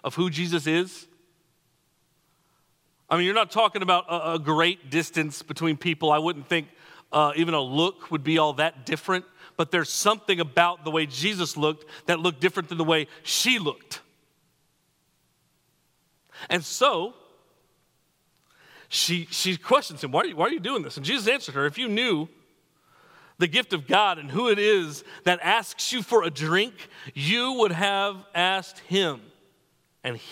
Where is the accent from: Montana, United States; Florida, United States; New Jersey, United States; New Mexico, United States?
New Mexico, United States; moved away as an adult; I'm from New Mexico